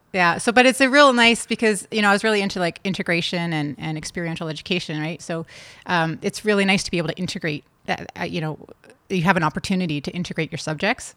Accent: Toronto, Ontario, Canada; also born or lived in California; I grew up in Toronto

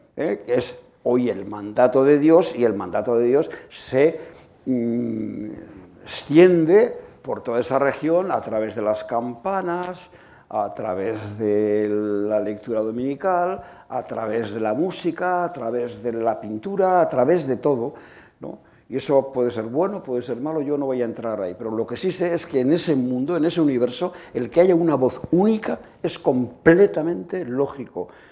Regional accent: Asteasu, Basque Country, Spain; mi pueblo natal, de Asteasu

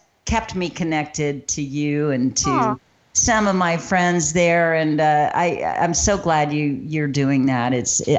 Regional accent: Georgia, United States; also born or lived in Palm Springs, California; now in Savannah, United States; I grew up in Georgia.

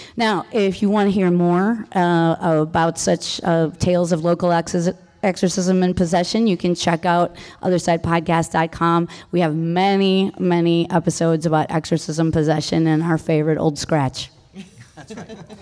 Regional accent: Milwaukee, Wisconsin, United States; I'm from Milwaukee

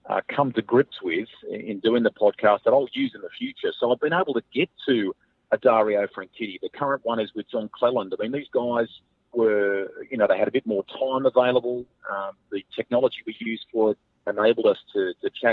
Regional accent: Australia; now in New Zealand; I'm an Aussie at heart

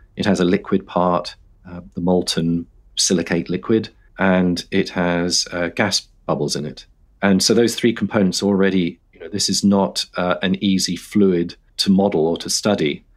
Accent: London, United Kingdom; I grew up in London

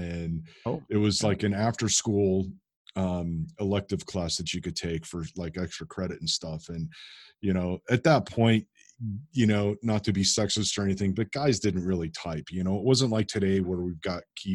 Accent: Chicago, Illinois, United States; I'm from Chicago, in case you can't hear it in my accent

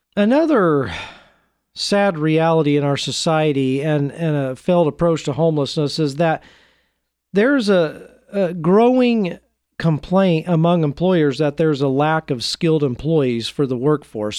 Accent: Portland, United States; my hometown of Portland

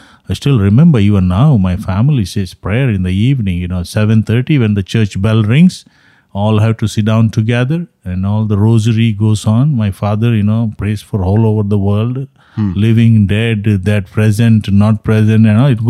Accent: Mangalore, Karnataka, India; now in United States; South India, what I'm saying is in Mangalore, my hometown, that's what it is.

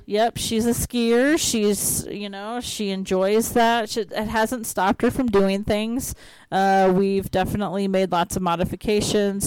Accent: Iowa, United States; moved away; I'm from Iowa

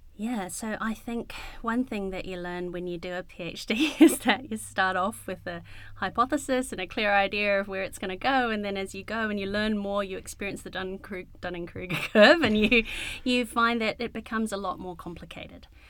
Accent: Wellington, New Zealand; I grew up in Wellington. I was born in Wellington.

